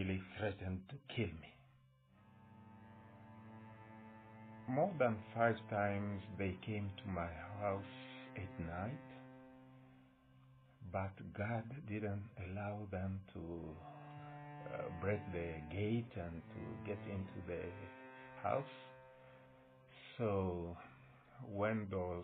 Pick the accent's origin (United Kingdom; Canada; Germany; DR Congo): DR Congo; moved away as an adult; now in United States; my wife decided to leave my hometown with my kids